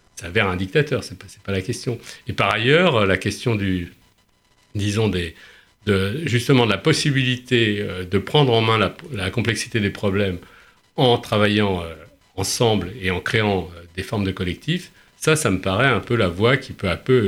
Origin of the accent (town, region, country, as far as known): Paris, Île-de-France, France